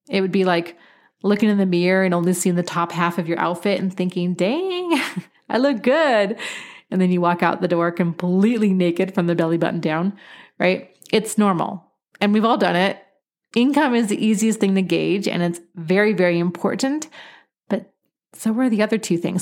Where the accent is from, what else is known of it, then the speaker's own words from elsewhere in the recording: Pacific Northwest, United States; moved away; I was born and raised in the Pacific Northwest